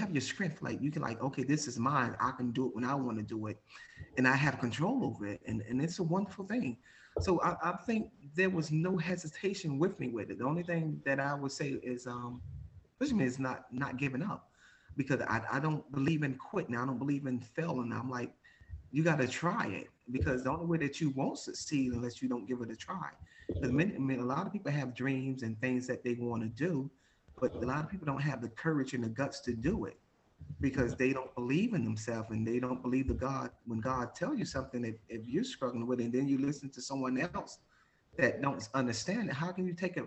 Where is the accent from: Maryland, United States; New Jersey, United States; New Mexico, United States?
New Jersey, United States; Jersey City; I'm from Jersey City